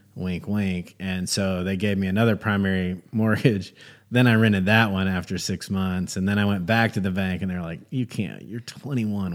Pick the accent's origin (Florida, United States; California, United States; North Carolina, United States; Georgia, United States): North Carolina, United States; Gastonia; I grew up in Gastonia, North Carolina